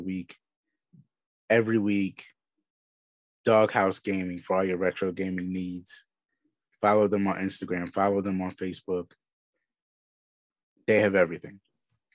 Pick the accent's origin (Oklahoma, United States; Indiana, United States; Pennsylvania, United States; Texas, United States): Pennsylvania, United States; Philadelphia; I'm from Philly